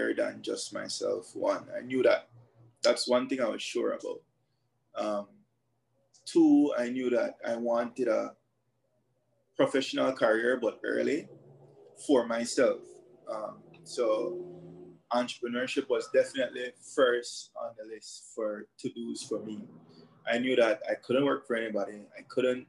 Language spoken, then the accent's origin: English; Belize City, Belize District, Belize; I grew up in Belize City, born and raised Southside specifically, Faber's Road area.